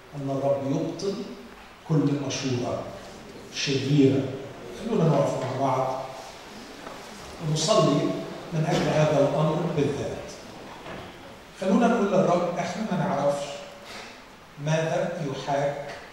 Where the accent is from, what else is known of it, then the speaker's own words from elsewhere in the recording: Alexandria Governorate, Egypt; كاسكندراني باجي هنا زيارات